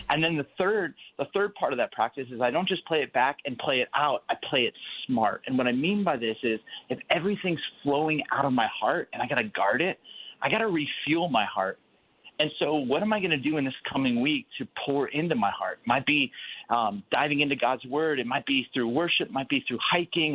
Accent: California, United States; also born or lived in Chicago; now in Phoenix, United States; I'm originally from California, but I'm in Phoenix, Arizona.

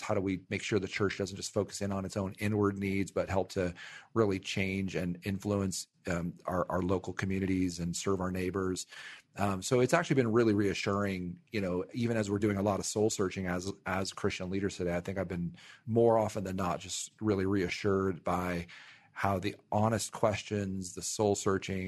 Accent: Ventura, California, United States; my hometown of Ventura, California

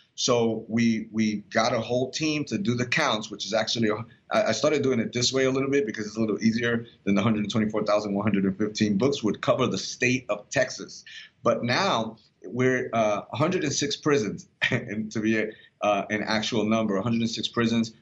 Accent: Puerto Rico; I'm Puerto Rican because I'm from Puerto Rico.

